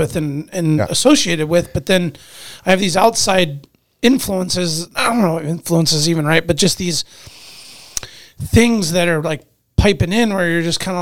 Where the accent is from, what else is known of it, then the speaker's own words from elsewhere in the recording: Anchorage, Alaska, United States; my neighborhoods that I grew up in East Anchorage